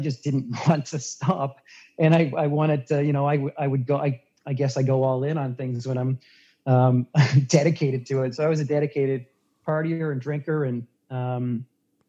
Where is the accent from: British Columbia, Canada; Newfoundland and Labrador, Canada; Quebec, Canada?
Newfoundland and Labrador, Canada; moved away as an adult; also born or lived in Banff, Alberta; I grew up in Newfoundland on the East Coast